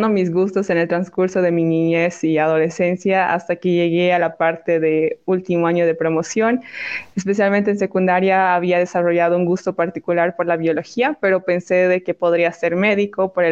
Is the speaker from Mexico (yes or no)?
no; Bolivia; como era boliviana, era extranjera, realmente no podía acceder a la realeza.